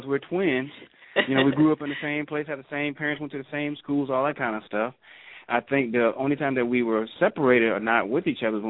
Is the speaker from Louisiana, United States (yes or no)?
no; Clearwater, Florida, United States; But we grew up in Clearwater, Florida. You know, we've been there. I mean, born and raised in Florida.